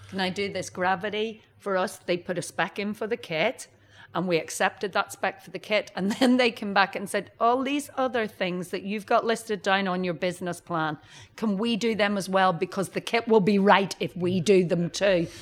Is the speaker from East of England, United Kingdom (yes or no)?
no; Northern Ireland, United Kingdom; moved away; I'm from Northern Ireland and it's small scale